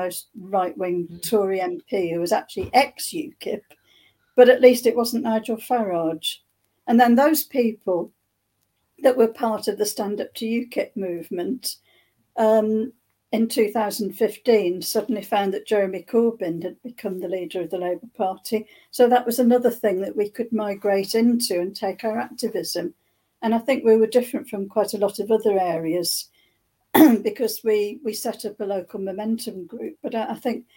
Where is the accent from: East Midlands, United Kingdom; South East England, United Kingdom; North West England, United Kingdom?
South East England, United Kingdom; Thanet, East Kent; I'm from Thanet in East Kent